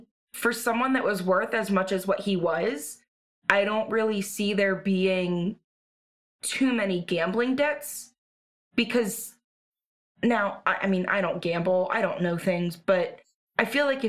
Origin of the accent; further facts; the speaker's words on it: California, United States; Or I'm from California, but is it possible in PA that?